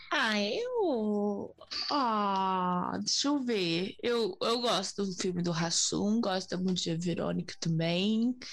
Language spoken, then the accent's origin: Portuguese; Brazil; sendo brasileiro